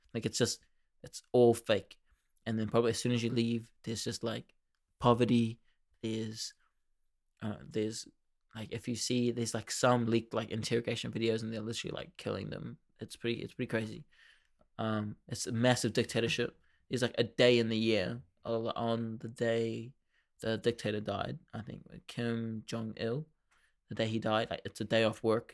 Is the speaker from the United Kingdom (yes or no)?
no; New Zealand; We've got nothing here.